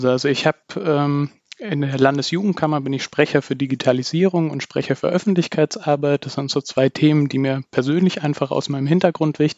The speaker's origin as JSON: {"language": "German", "region": "Bavaria", "country": "Germany", "said": "Ich komme ursprünglich aus dem Dekanatsbezirk Aldorf in Bayern äh, bei Nürnberg."}